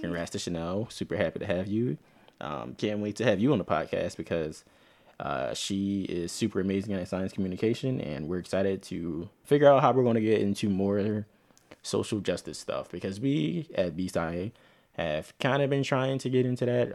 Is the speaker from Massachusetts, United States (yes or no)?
no; Philadelphia, Pennsylvania, United States; accent: Philly African-American vernacular; I'm not from the South, but I'm from Philly